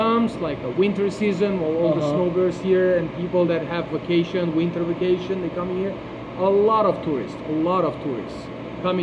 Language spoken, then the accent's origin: English; Turkey; now in Fort Lauderdale, United States; in the place that I was born in Turkey, having a good relationship with people older than you and taking advices from those people is kind of blessing